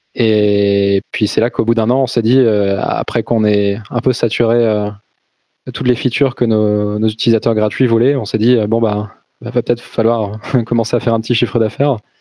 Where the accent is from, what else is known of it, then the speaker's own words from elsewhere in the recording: Brittany, France; je suis né en Bretagne